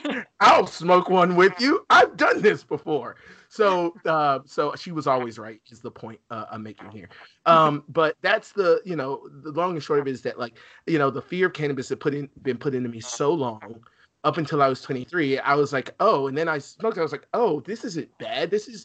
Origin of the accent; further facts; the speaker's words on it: Alabama, United States; I'm originally from Alabama.